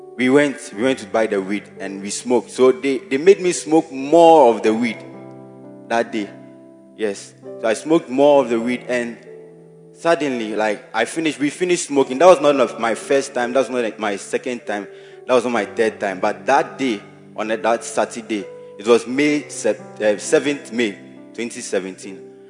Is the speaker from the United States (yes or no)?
no; Ketase, Ghana; I'm from Ketase constituency, and I'm a Bacenta leader by the grace of God.